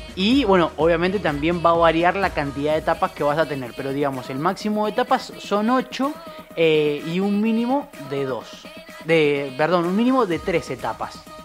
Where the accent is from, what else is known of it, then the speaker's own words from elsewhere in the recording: Argentina; somos muchos los argentinos